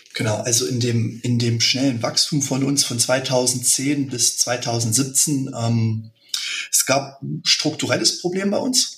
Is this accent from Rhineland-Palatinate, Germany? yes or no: no; Frömmstedt, Thuringia, Germany; Wir sind ähm, aus Frömmstedt, ein kleiner Ort in Thüringen und sind mittlerweile in der dritten Generation